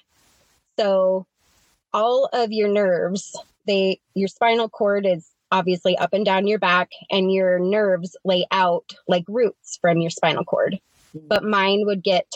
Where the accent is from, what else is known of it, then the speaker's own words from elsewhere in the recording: Kansas City, Missouri, United States; now in Riverdale, United States; I was born in Kansas City, Missouri